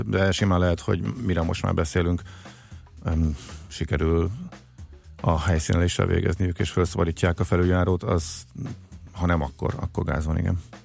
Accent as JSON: {"language": "Hungarian", "town": "Zalaegerszeg", "region": "Zala", "country": "Hungary", "tie": "born or raised there", "said": "mint Zalaegerszegi fiúként"}